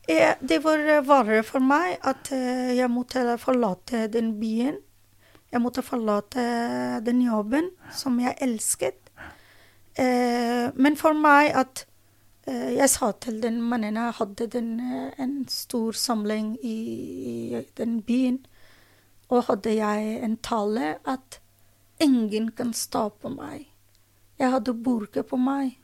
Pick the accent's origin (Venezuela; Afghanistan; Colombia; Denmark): Afghanistan; Norwegian is a second language; moved away as an adult; also born or lived in Drammen, Norway; now in Norway; Jeg mistet mitt hjemland